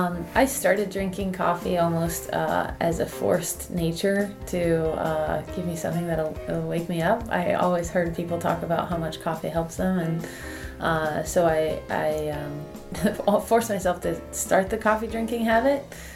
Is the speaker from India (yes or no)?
no; Nigeria; now in United States; and then I came to the States I came to Campbell.